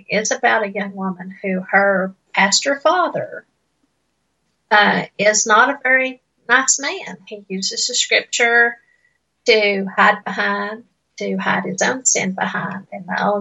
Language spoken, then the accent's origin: English; Appalachian Mountains, United States; accent: Appalachian; I was raised in the Appalachian Mountains